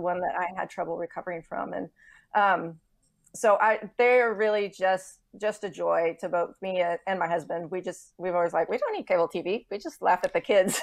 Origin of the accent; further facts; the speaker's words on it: Texas, United States; moved away; I'm a native Texan